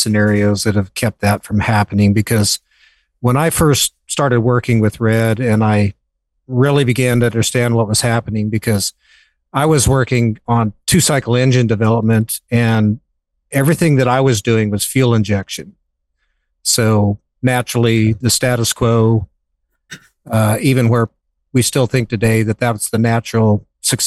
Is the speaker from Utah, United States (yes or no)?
no; Western Wyoming, United States; I grew up in Western Wyoming, a very remote part of Western Wyoming.